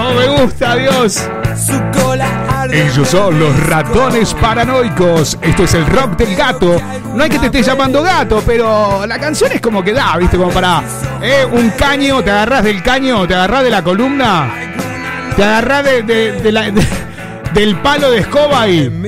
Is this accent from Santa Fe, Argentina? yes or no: no; Mar del Plata, Buenos Aires Province, Argentina; Soy argentino de Mar del Plata y le quiero mandar saludos a todos los marplatenses.